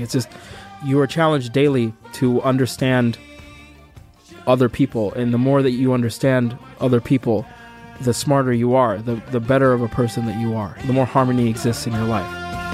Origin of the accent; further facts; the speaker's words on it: Provo, Utah, United States; also born or lived in Sudan; When I was eleven and twelve, I was living in Provo, Utah